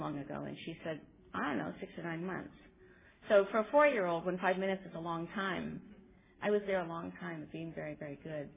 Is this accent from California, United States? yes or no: yes; California, United States; also born or lived in Pennsylvania; we moved out to California from Pennsylvania, and I was about 10.